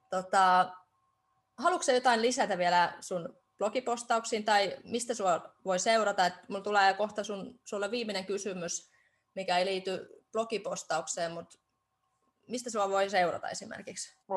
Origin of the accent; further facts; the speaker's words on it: Estonia; kun mä teen myös viron kielellä tätä ja mä oon itse Virosta